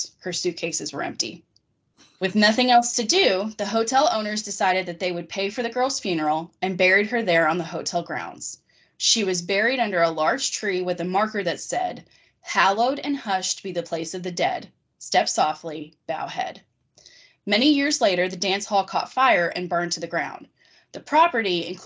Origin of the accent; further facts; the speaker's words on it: Harrodsburg, Kentucky, United States; moved away; my hometown has a lot of kind of creepy stories like that because it was the first settlement in Kentucky and the first settlement west of the Allegheny Mountains